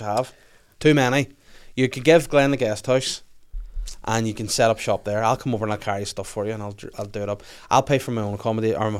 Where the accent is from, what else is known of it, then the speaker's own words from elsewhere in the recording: Northern Ireland, United Kingdom; I'm Northern Irish